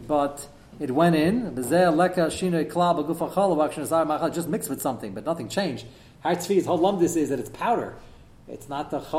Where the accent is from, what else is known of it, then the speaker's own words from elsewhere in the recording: United States; I'm an American